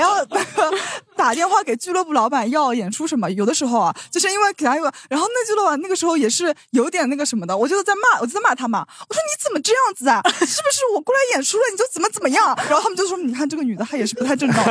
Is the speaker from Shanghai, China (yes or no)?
yes; Shanghai, China; 我说我是上海人